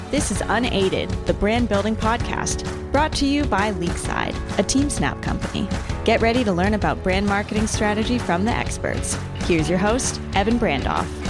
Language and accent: English; Long Island, New York, United States; I'm from Long Island